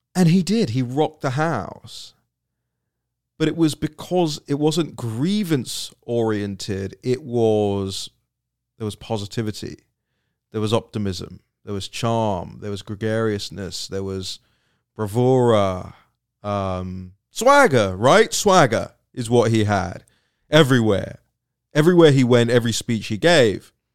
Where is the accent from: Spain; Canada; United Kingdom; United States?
United Kingdom; moved away; for somebody like me who will probably go back to live there at some point in my life, it's, it's my home country